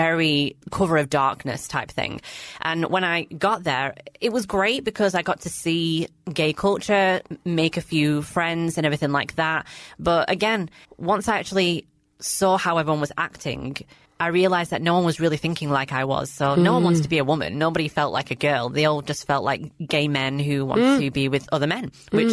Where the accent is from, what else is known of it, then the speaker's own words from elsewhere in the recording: Blackburn, North West England, United Kingdom; I grew up in Blackburn, which is a small-ish town, predominantly Asian